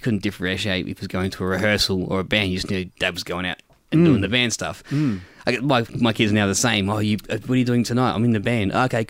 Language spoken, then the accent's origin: English; Adelaide, South Australia, Australia; moved away as an adult; also born or lived in Melbourne; I'm from Adelaide. Grew up in a suburb called Edwardstown, which is between the city and the beach. If you know Adelaide, the beach is not far from the city. It's about 10 km.